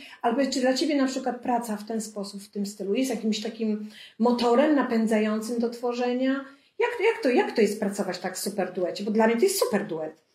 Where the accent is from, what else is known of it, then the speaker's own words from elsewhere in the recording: Lubartów, Lublin Voivodeship, Poland; Pochodzę spod Lublina, z małej miejscowości Lubartu